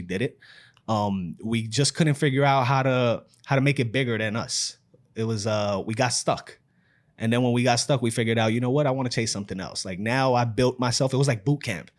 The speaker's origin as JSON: {"language": "English", "town": "New York City", "region": "New York", "country": "United States", "tie": "born or raised there", "said": "I'm from New York City, born and raised in the Bronx"}